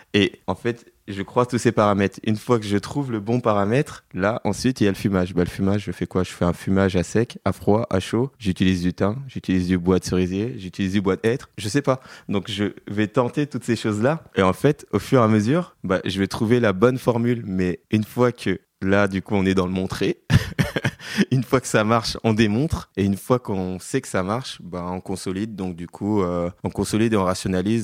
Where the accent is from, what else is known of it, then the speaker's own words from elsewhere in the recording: Paris, Île-de-France, France; je suis parisien de cœur et de sang. J'ai toujours vécu qu'à Paris